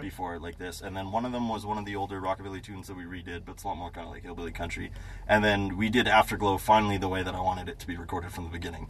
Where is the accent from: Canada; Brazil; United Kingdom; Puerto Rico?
Canada; Manitoba; I'm Canadian.